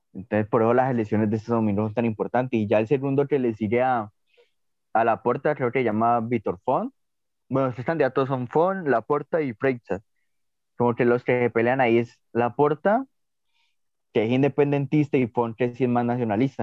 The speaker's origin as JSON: {"language": "Spanish", "country": "Colombia"}